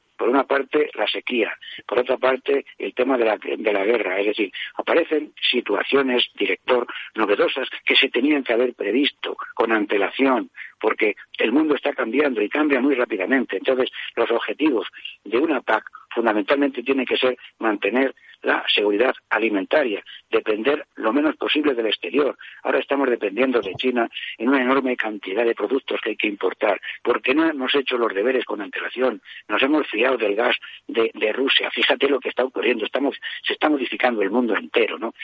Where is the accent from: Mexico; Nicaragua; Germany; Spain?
Spain; La Puebla Nueva, Castilla-La Mancha; me encuentro en la costa del Rastrojo, en Puebla Nueva, provincia de Toledo. Precisamente hoy, sábado día 3, es la víspera de la fiesta de mi pueblo